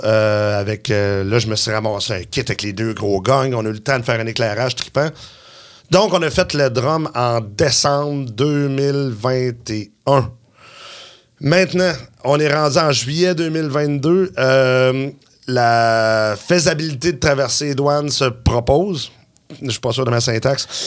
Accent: Quebec City, Quebec, Canada; moi, je suis de Québec

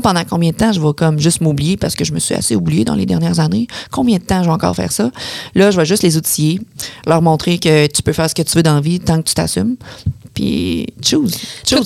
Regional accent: Beauce, Quebec, Canada; je suis de la Beauce

